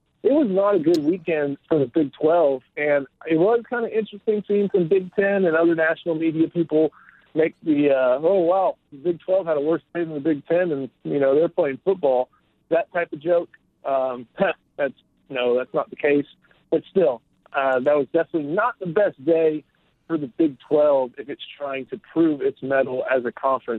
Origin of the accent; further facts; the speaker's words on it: Houston, Texas, United States; growing up in Houston